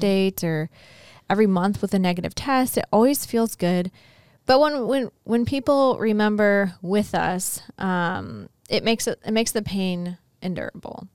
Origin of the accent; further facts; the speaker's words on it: St. Louis, Missouri, United States; moved away; my husband and I uh, were born and raised in Saint Louis